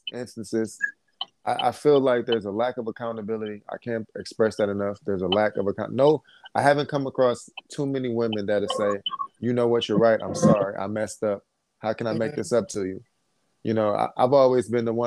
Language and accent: English; Detroit, Michigan, United States; I'm from Detroit.